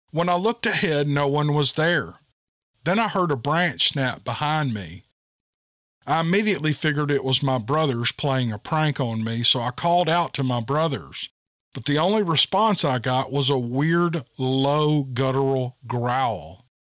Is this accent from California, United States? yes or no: no; Bend, Oregon, United States; This encounter happened when I was around 15. I grew up in Bend, Oregon.